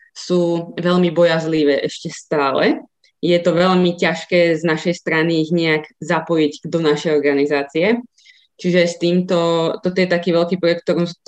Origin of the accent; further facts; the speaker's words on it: Ružomberok, Žilina Region, Slovakia; moved away as an adult; now in Bratislava, Slovakia; pochádzam z Ružomberka, kde v podstate od roku 2009 pôsobím